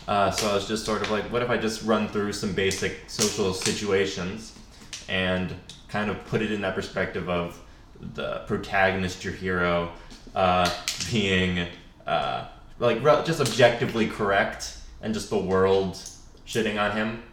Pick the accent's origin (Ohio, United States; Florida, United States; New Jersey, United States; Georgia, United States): New Jersey, United States; moved away as an adult; now in Los Angeles, United States; I'm from New Jersey